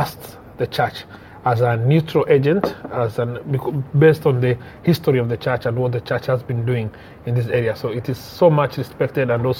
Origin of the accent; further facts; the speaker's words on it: Maralal, Samburu County, Kenya; I'm from Maralal, born and brought up in Maralal.